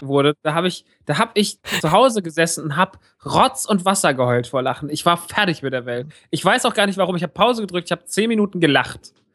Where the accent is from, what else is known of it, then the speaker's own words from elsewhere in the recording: Rodgau, Hesse, Germany; moved away; im Rottgau im Kino meiner alten Heimat